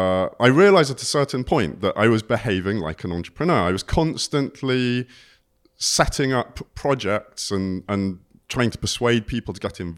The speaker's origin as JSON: {"language": "English", "region": "South West England", "country": "United Kingdom", "tie": "born or raised there", "said": "I grew up in Cornwall."}